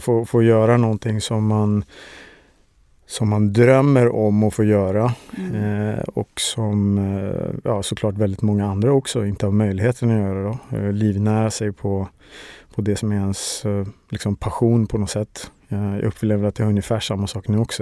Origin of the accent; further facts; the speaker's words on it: Stockholm, Stockholm County, Sweden; Jag är uppväxt i Årsta utanför Stockholm